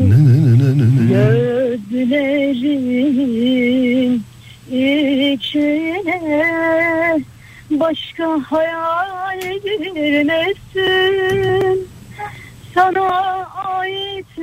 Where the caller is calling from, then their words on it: Ankara, Turkey; ben Ankara'dan.